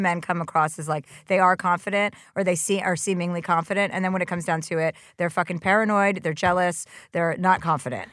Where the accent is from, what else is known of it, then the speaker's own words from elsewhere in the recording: New Jersey, United States; moved away; I'm from New Jersey